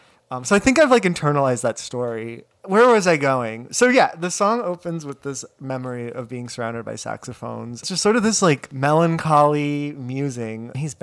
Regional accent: Midwest, United States; Growing up in the Midwest, there's not a lot of geography

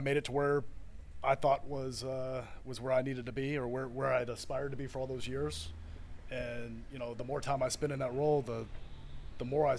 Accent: Houston, Texas, United States; I was born and raised in, well, not born and raised in Copperfield, but I grew up in Copperfield

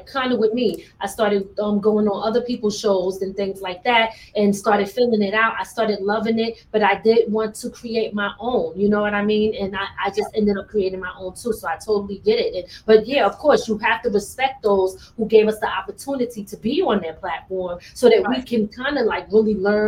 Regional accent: Philadelphia, Pennsylvania, United States; moved away; I'm originally from Philly. That's where I was born.

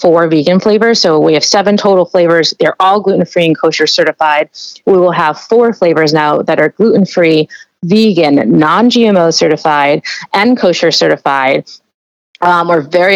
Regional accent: New York, United States; I'm from New York

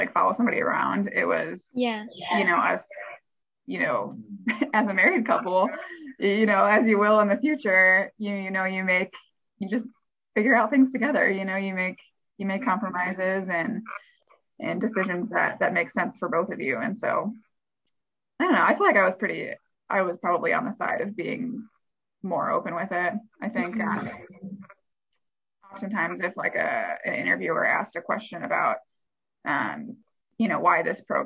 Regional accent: Midwest, United States; I'm from the Midwest, I did want to stay in the Midwest.

